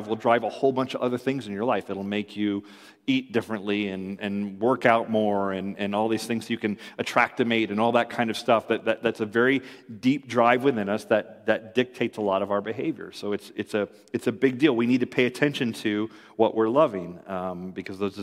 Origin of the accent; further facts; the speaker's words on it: Ann Arbor, Michigan, United States; I was born in Ann Arbor